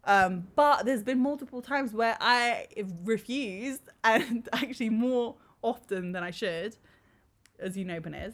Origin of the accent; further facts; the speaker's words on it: London, United Kingdom; we we're born and ra- raised here